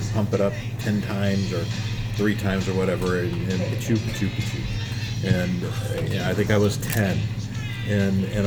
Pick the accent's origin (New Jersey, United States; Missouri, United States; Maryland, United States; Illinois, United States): Missouri, United States; I grew up in Missouri